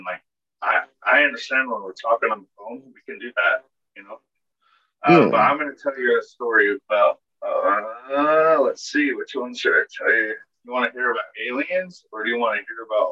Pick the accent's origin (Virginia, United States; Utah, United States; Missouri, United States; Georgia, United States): Utah, United States; also born or lived in Dallas, Texas; I come from Utah